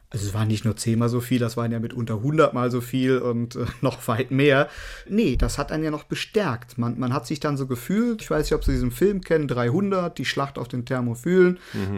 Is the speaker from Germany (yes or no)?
yes; Cologne, North Rhine-Westphalia, Germany; bei uns in Köln